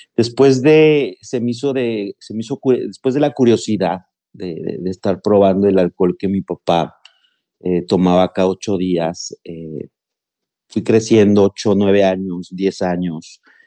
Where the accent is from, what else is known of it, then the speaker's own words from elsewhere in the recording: Mexico City, Mexico; moved away as an adult; now in Monterrey, Mexico; yo soy originario de la Ciudad de México, pero actualmente tengo viviendo cuatro años en la ciudad de Nuevo León. en el municipio de Monterrey